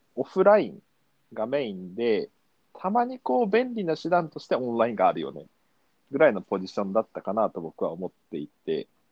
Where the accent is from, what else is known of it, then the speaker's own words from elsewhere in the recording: Kumamoto, Japan; moved away as an adult; now in Tokyo, Japan; 育ちは、えっと、熊本県出身で、うん、えー、まあ、生まれも育ちも阿蘇山っていう大きな火山のある、うん、ところなんですけど、そこのふもとの田舎町で生まれ育って